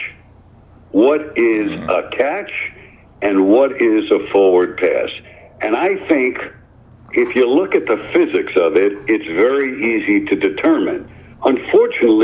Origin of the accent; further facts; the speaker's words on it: New York City, New York, United States; I grew up in New York City